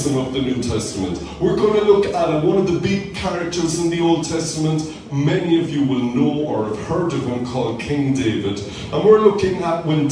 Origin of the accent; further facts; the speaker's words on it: Cork, Munster, Ireland; growing up in Cork